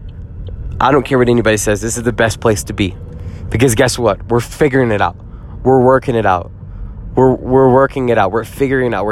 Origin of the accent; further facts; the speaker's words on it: Jackson, Mississippi, United States; I grew up in Jackson, Mississippi